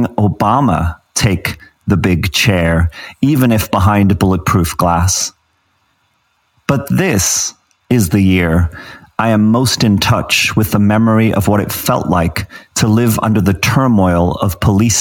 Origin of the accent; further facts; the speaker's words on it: Johannesburg, Gauteng, South Africa; moved away as an adult; also born or lived in Zimbabwe / England; now in Los Angeles, United States; I grew up in Johannesburg, I was born in Zimbabwe